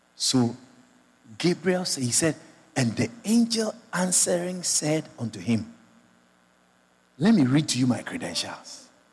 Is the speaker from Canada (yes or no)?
no; Georgetown, Guyana; moved away; i born Guyanese, but I live abroad for many years. I come back home for live now